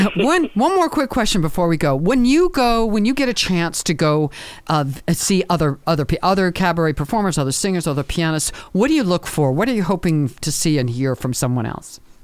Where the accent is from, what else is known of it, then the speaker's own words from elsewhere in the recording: Maryland, United States; moved away as an adult; I grew up in Maryland